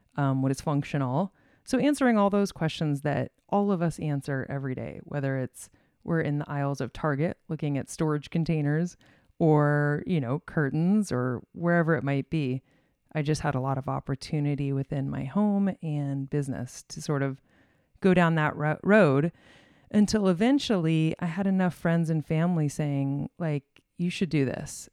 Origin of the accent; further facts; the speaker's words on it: Arizona, United States; moved away as an adult; also born or lived in Illinois; I was raised in Arizona